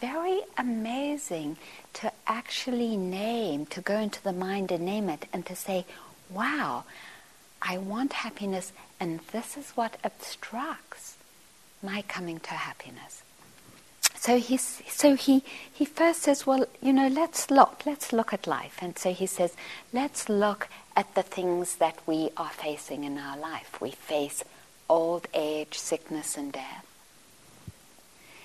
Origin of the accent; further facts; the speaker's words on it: Johannesburg, Gauteng, South Africa; I grew up in Johannesburg